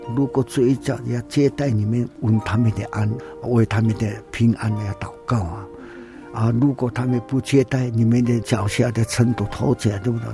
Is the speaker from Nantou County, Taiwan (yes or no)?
yes; Nantou County, Taiwan; 我是南投，我们也是住在花园的地方